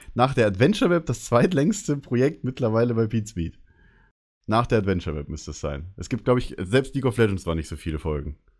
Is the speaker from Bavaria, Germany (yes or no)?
yes; Bavaria, Germany; Ich bin ja selber Bayer